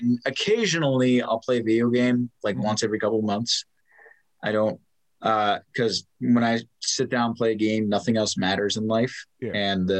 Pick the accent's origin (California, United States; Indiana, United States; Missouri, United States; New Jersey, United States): New Jersey, United States; I'm a Jersey boy.